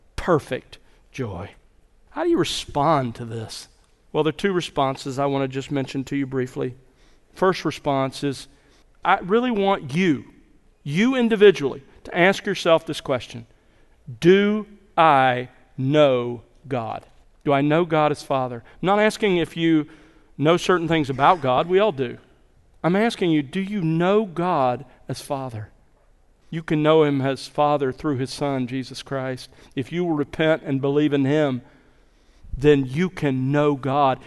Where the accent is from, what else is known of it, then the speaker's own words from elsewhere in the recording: South Alabama, United States; When I was growing up in South Alabama, we had two acres and we lived on the edge of civilization